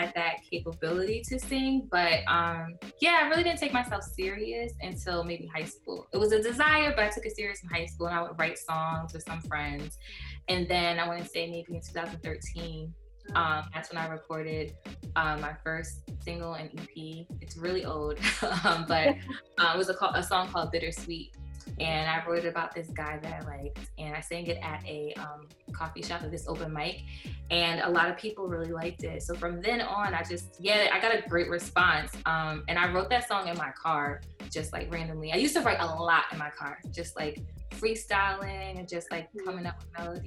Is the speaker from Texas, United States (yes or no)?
no; New Jersey, United States; now in Brooklyn, United States; I am originally from New Jersey. I currently reside in Brooklyn, New York